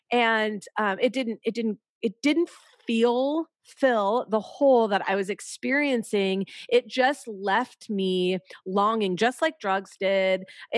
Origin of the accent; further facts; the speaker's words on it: California, United States; now in Chicago, United States; We have lived all over, but we just moved here a little over a year ago. And that's, we're from Southern California. And so we're in Chicago.